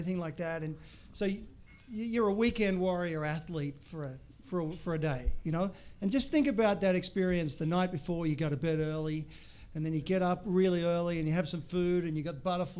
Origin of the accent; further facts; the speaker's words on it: Australia; moved away as an adult; now in Chicago, United States; when you grow up in Australia